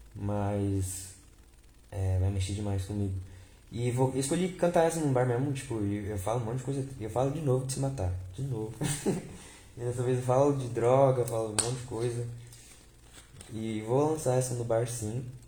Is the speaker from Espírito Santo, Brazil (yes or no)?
no; Vale do Paraíba, São Paulo, Brazil; eu sou de São Paulo. Eu sou do, do Vale do Paraíba